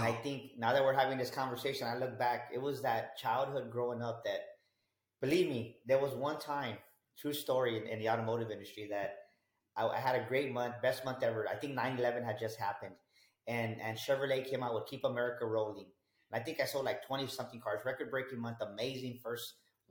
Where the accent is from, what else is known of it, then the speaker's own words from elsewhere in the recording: San Antonio, Texas, United States; I grew up here in San Antonio, Texas, pretty much born and raised here my whole life